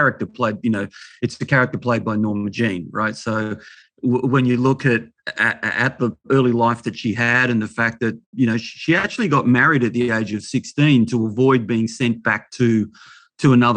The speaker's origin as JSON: {"language": "English", "town": "Melbourne", "region": "Victoria", "country": "Australia", "tie": "born or raised there", "said": "as a kid growing up in Melbourne, I was born in 63"}